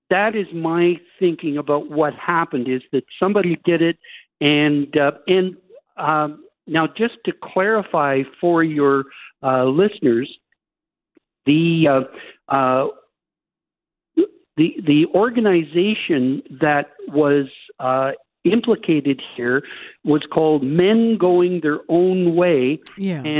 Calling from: Fairmont, British Columbia, Canada; I'm calling from Fairmont, British Columbia, and I've been looking at the most wonderful mountain views that you can imagine.

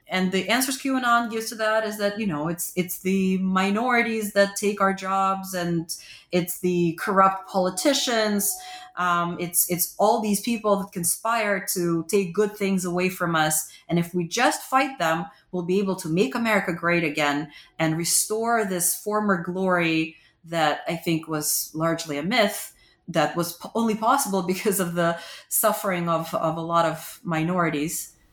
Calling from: Pennsylvania, United States; Pennsylvania, a battleground state.

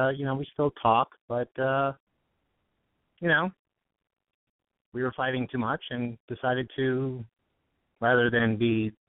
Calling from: Studio City, California, United States; I'm 41. I'm in Studio City, and I recently got out of a 15-year relationship.

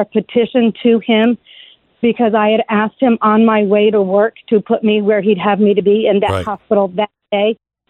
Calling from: Brevard County, Florida, United States; I am calling from Brevard County, Florida.

